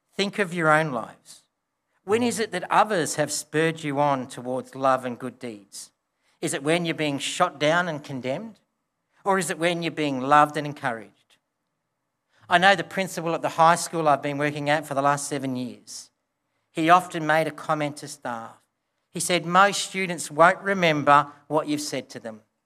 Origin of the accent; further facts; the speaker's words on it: Broken Hill, New South Wales, Australia; I grew up in Broken Hill